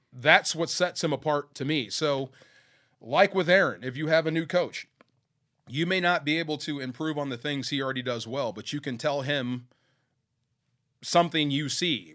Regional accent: Bay Area, California, United States; I grew up in the Bay Area

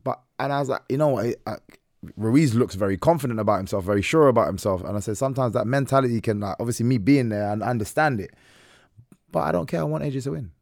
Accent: Ireland; I'm Irish

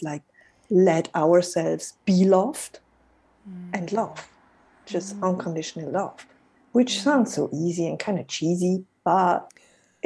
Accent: Switzerland; I'm Swiss. I'm in Switzerland, and I'm currently based in Zurich.

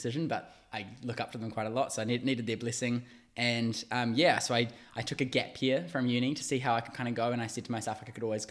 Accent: Waiuku, Auckland, New Zealand; I am originally from South Auckland, a little town called Waiuku. I moved out to the city to do uni

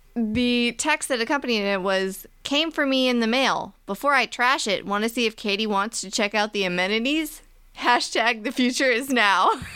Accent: Virginia, United States; Virginia, which is where we're from

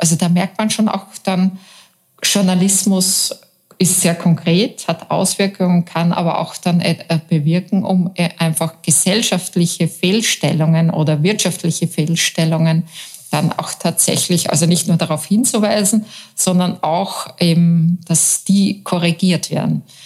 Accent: Austria

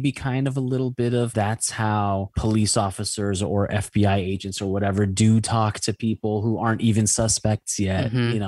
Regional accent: Los Angeles, California, United States; I was born in LA and I've always lived in the United States

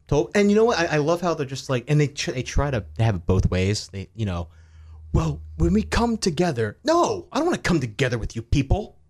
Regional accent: Acela corridor, Northeast, United States; We grew up around the Acela corridor

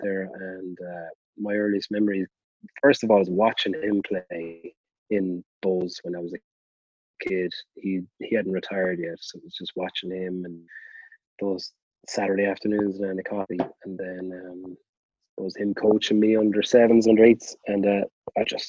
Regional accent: Limerick, Munster, Ireland; I grew up in Corbally, which is it's as the crow flies, about, you know, 500 meters, maybe a little bit more, from Thomond Park.

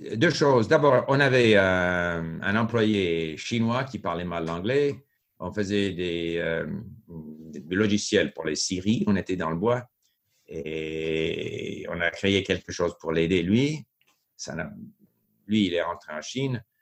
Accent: France; accent: French; il y a eu des moments où j'ai été mal reçu par les Québécois à cause de mon accent plutôt français.

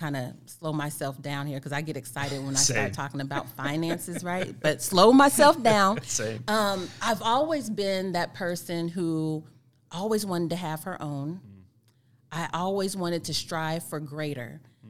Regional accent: Whiteman Air Force Base, Missouri, United States; Yeah, so I grew up at Whiteman Air Force Base.

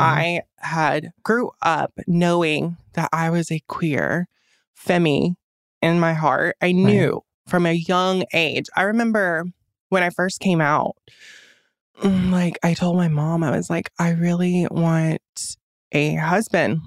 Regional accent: Fairmount, Georgia, United States; I grew up in Fairmount, Georgia

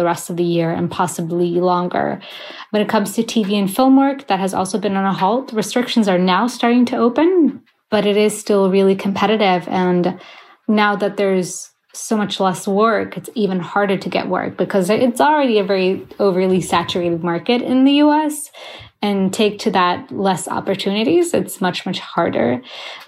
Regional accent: Sweden; moved away as an adult; also born or lived in Gothenburg, Sweden; now in New York City, United States; Both of my parents are Iraqi, and I was born and raised in Sweden

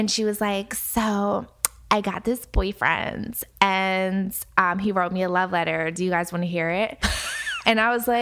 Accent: Philadelphia, Pennsylvania, United States; I grew up in Philly

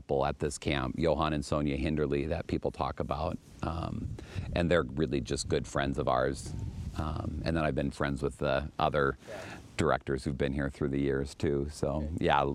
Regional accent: Los Angeles, California, United States; moved away as an adult; also born or lived in Minneapolis, Minnesota; I was born in San Pedro. I was born a block away from where the church is that I serve and where I live

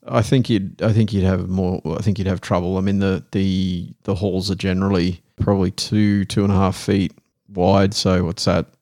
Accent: Australia; accent: broadest Australian; now in Netherlands; my broadest Australian accent

